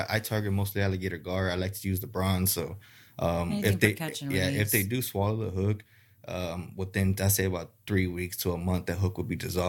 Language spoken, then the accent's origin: English; Harlingen, Texas, United States; I'm from Harlingen.